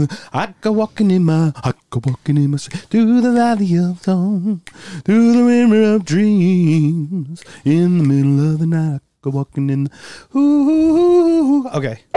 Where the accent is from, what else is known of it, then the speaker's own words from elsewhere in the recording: Philadelphia, Pennsylvania, United States; And I'm from Philly, too.